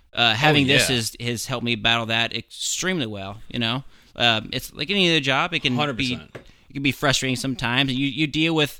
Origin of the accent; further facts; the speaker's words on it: Ohio, United States; moved away; I'm from Ohio originally